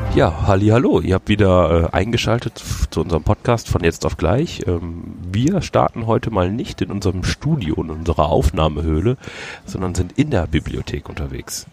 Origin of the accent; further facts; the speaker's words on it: Düsseldorf, North Rhine-Westphalia, Germany; ich bin ja gebürtiger Düsseldorfer.